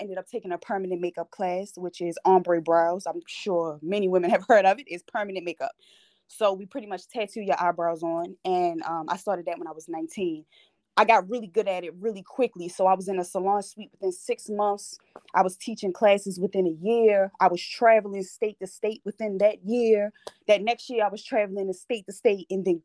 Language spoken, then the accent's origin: English; Baltimore, Maryland, United States; I'm 24 and I am from Baltimore, Maryland. So I'm pretty young. Born and raised here. Been here my whole life